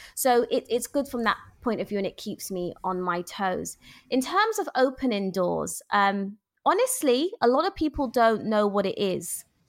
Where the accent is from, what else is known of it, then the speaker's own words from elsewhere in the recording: London, United Kingdom; now in Luton, United Kingdom; born and bred in London